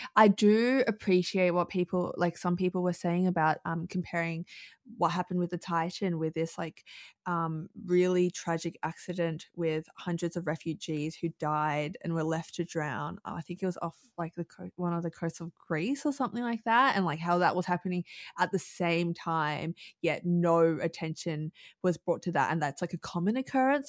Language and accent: English; Melbourne, Victoria, Australia; I've born and raised in Melbourne